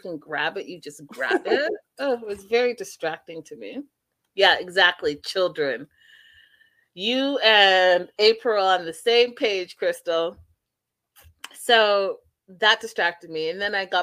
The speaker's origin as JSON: {"language": "English", "country": "Canada", "tie": "born or raised there", "said": "growing up in Canada"}